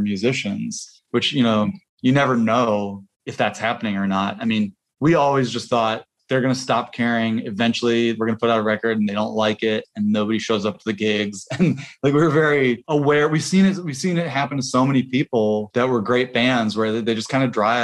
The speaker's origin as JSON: {"language": "English", "town": "Bloomington", "region": "Indiana", "country": "United States", "said": "we're from Bloomington, Indiana, very similar, small college town"}